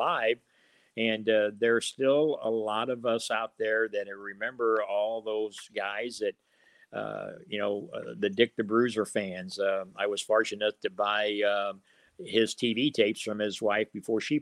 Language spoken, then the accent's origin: English; Illinois, United States; I've been the mayor of my hometown